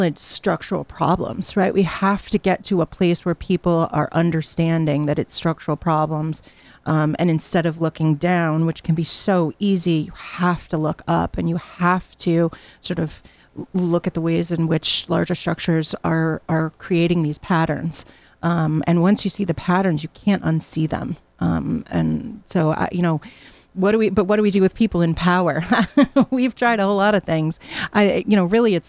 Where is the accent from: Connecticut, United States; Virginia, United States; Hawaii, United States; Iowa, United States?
Connecticut, United States; Hamden; moved away as an adult; also born or lived in New Jersey; I've been able to start again here at Southern in my hometown. You know, I grew up in Hamden